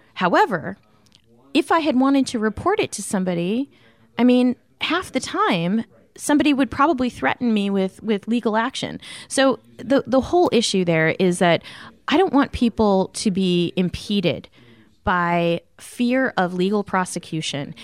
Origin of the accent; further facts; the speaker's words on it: Arlington, Massachusetts, United States; I grew up in Arlington, Massachusetts